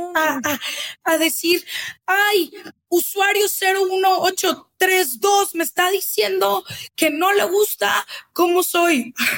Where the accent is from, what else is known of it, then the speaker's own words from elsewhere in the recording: Guadalajara, Jalisco, Mexico; now in Mexico City, Mexico; yo que ya vivo en Ciudad de México y soy de Guadalajara